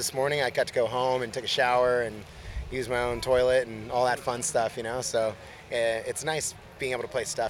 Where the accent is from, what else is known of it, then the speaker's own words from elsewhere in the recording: Orange County, California, United States; we're from Orange County, so this is like a hometown show for us.